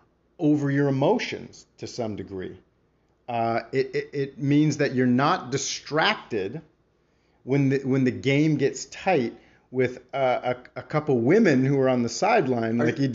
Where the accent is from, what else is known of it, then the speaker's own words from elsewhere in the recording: Mississauga, Ontario, Canada; Mississauga's own Dylan Brooks, repping the city, at least my hometown